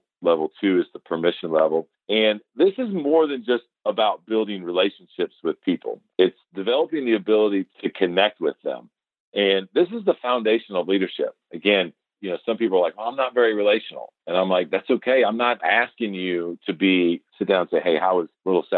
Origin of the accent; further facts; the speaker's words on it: Atlanta, Georgia, United States; I'm glad to say I'm from Atlanta